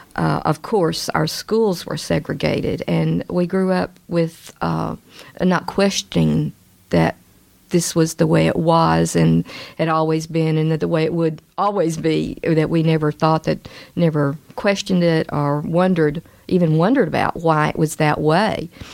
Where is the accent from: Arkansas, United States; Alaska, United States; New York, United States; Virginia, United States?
Arkansas, United States; Little Rock; born or raised there